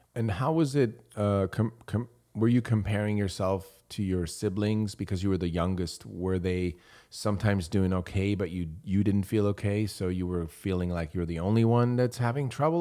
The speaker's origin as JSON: {"language": "English", "country": "Switzerland", "tie": "born or raised there", "moved": "yes", "said": "I grew up in Switzerland."}